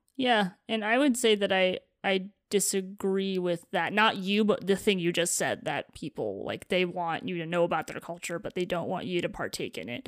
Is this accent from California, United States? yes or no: no; East Lansing, Michigan, United States; I grew up around Michigan State University.